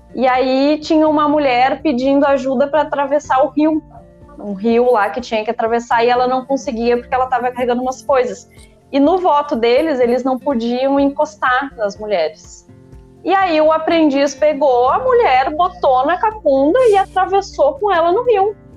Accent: interior of Rio Grande do Sul, Brazil; also born or lived in Porto Alegre; sou natural do interior do Rio Grande do Sul, mas morava em Porto Alegre nessa época

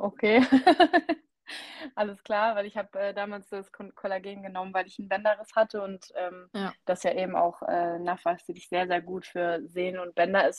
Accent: Oldenburger Münsterland, Lower Saxony, Germany; ich komme ja aus dem Norden und hier im Oldenburger Linn-Münsterland essen wir immer sehr, sehr gerne Grünkohl

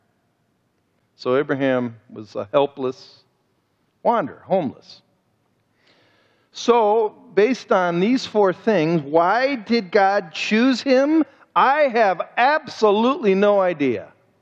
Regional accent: Cleveland, Ohio, United States; I'm from Cleveland, Ohio

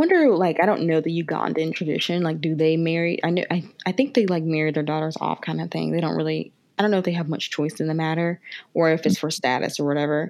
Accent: United States; I'm an American.

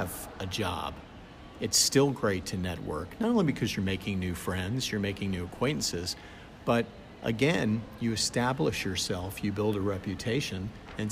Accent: South Florida, United States; also born or lived in Georgia; I grew up in South Florida.

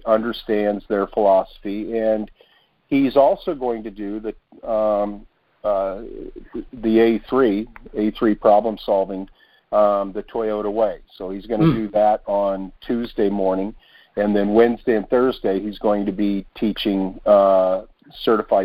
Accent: United States; we, as an American

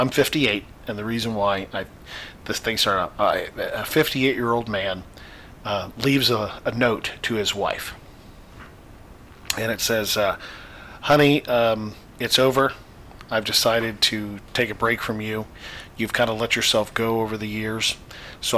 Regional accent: Indiana, United States; now in Florida, United States; I'm from the Midwest originally

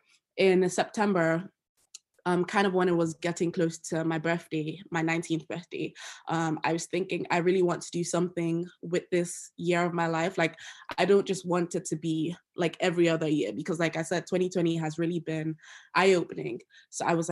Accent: Nigeria; moved away as an adult; now in Loughborough, United Kingdom; I'm also Nigerian. Yes, I'm an international student who's just in the UK for school

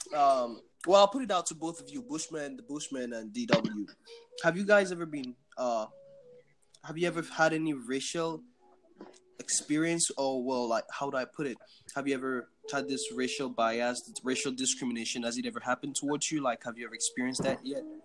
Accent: Nigeria; now in United States; I'm from Nigeria

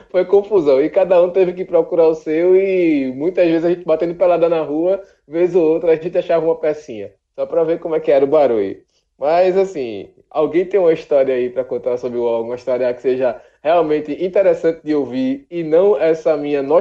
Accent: Rio de Janeiro, Brazil; quando eu era moleque lá na Rua C, no Guadalupe, e aí lá nos anos 90

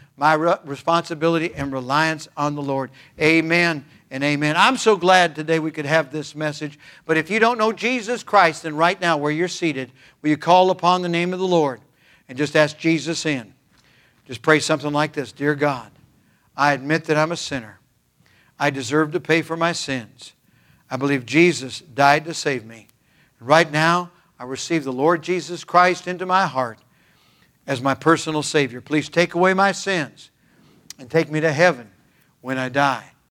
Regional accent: California, United States; I was born and raised in California

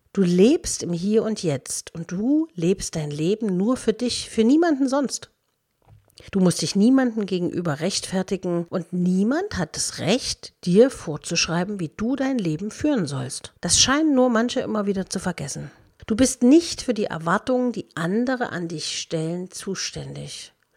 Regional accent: Dresden, Saxony, Germany; moved away; also born or lived in Berlin; ich wollte aus meiner Heimatstadt Dresden weg.

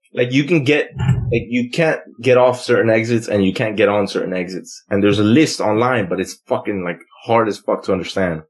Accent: United States; I'm American

